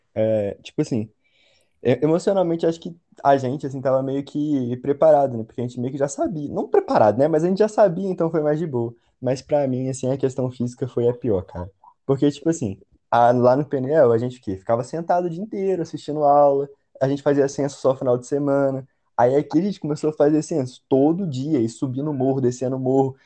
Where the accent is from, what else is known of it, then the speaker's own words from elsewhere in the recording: Volta Redonda, Rio de Janeiro, Brazil; moved away as an adult; now in Juiz de Fora, Brazil; tenho dezenove anos, sou de Volta Redonda mesmo